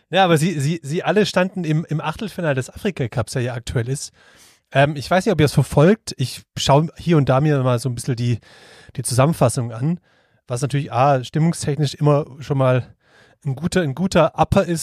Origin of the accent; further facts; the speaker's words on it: Swabia, Germany; ich aber bin ein Schwabe.